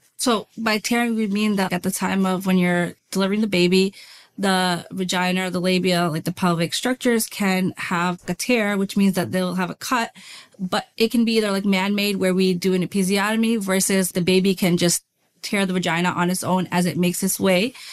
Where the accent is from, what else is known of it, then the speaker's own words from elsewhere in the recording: New York City, New York, United States; moved away as an adult; also born or lived in North Carolina; I was born and raised in Brooklyn, New York